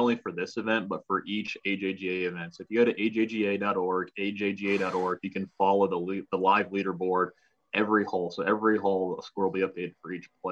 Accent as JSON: {"language": "English", "town": "Columbus", "region": "Ohio", "country": "United States", "moved": "yes", "said": "originally from Columbus, Ohio"}